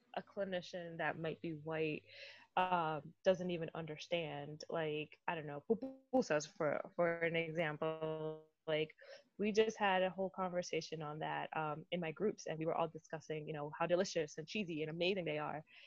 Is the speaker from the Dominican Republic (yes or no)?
yes; Dominican Republic; now in United States; growing up in the Dominican Republic, like in our house in the Dominican Republic, we have a mango tree